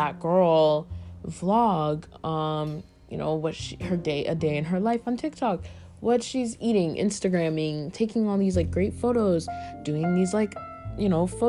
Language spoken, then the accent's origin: English; the South, United States; I'm from the South